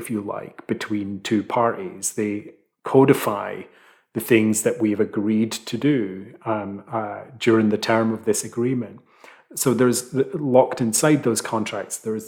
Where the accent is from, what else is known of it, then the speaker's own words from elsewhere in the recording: Fife, Scotland, United Kingdom; now in London, United Kingdom; where I grew up in Fife.